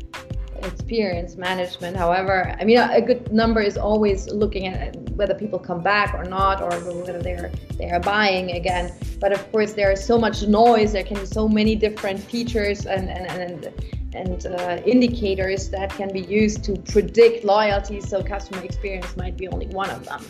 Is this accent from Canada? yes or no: no; Munich, Bavaria, Germany; I'm a local girl, like I am from Munich